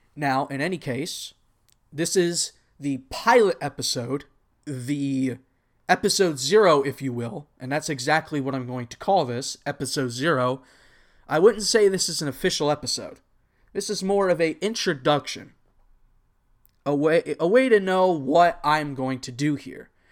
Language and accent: English; Texas, United States; also born or lived in Anaheim area, California; I was actually born in California, and I moved to Texas.